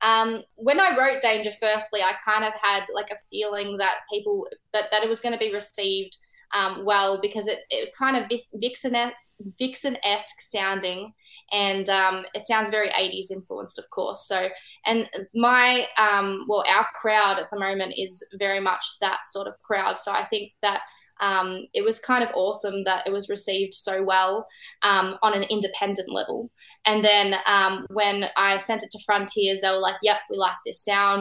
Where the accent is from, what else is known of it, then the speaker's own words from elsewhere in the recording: Melbourne, Victoria, Australia; here in Melbourne, my hometown